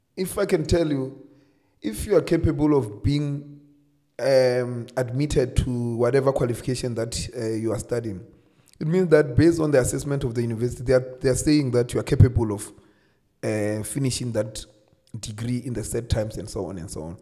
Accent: Limpopo, South Africa; also born or lived in Polokwane; I'm from Limpopo. Uh, I grew up from a small village called Madombija.

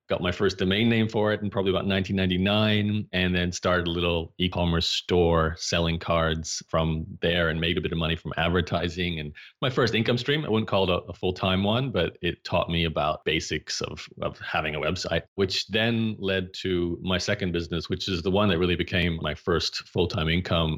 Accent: Brisbane, Queensland, Australia; I grew up in Brisbane, Australia

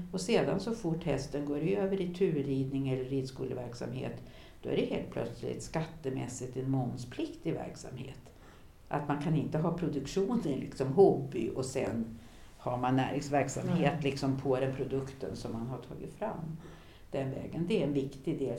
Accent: Härnösand, Västernorrland County, Sweden; Gamla Härnösand, där jag växte upp

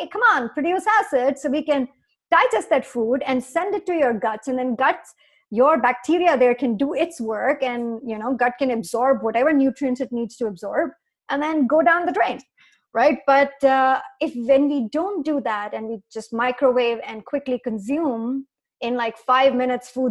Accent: India; moved away as an adult; now in North America; I grew up in India

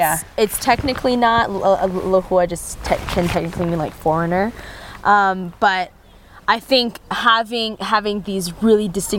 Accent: United States; moved away as an adult; now in Lesotho; as American

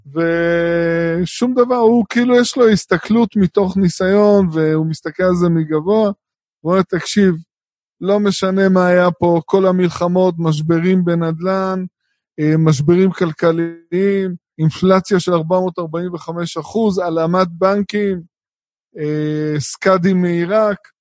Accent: Israel; אנחנו כישראלים שגרים פה

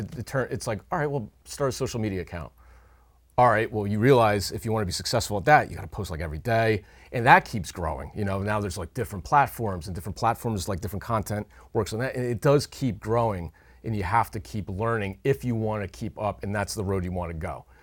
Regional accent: Hunterdon County, New Jersey, United States; moved away as an adult; now in Upper Bucks County, Pennsylvania, United States; grew up in Hunterdon County, New Jersey, but for the last fourteen years, I've made my home on the other side of the Delaware River in Upper Bucks County, Pennsylvania.

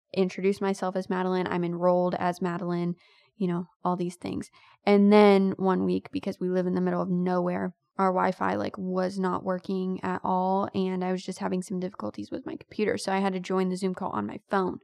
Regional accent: United States; I am American to the bone

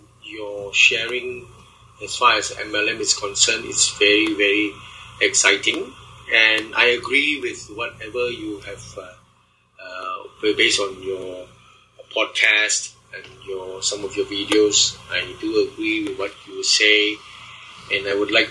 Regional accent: Malaysia; I'm from Malaysia

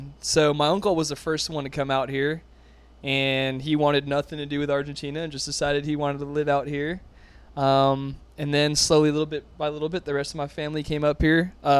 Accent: Plantation, Florida, United States; I was born in South Florida in Fort Lauderdale or Broward County plantation area.

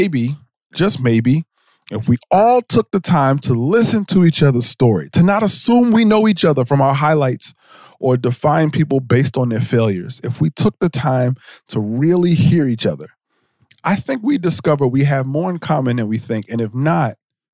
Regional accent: New Jersey, United States; I'm from Jersey

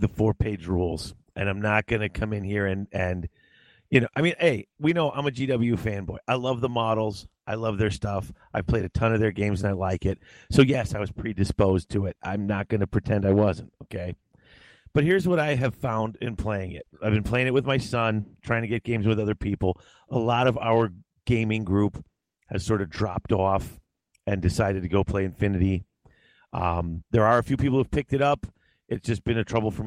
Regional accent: Midwest, United States; I'm from the Midwest

